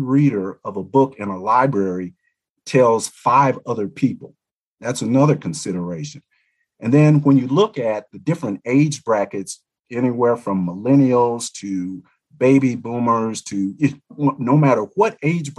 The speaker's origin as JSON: {"language": "English", "town": "Little Rock", "region": "Arkansas", "country": "United States", "tie": "born or raised there", "also_born_or_lived": "Montgomery, Alabama", "said": "I grew up in Little Rock, Arkansas, and Montgomery, Alabama, which I view as two of the leading civil rights hotbeds here in America."}